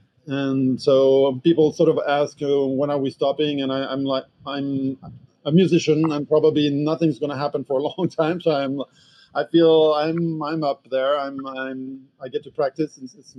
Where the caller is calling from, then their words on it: Manhattan, New York, United States; Well, I am in the northern tip of Manhattan, so it's called Inwood, north of Washington Heights, for those who are familiar with the city.